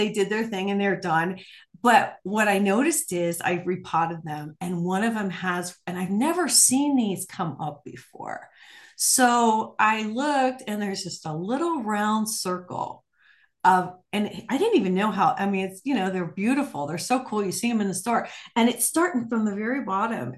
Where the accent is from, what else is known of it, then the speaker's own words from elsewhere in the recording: Ohio and Michigan area, Midwest, United States; also born or lived in New Mexico; now in Arizona, United States; I grew up in Ohio and Michigan area.